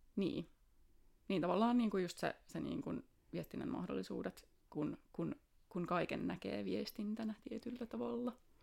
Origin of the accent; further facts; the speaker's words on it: Espoo, Uusimaa, Finland; also born or lived in Tampere; Tulen Espoosta